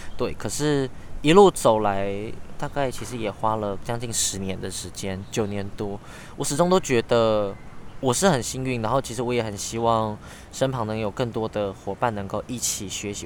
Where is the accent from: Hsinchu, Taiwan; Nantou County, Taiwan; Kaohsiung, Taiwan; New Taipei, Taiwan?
Hsinchu, Taiwan; also born or lived in Taipei / Taitung; 然后台北读书的，哎，新竹长大的，然后 部落台东的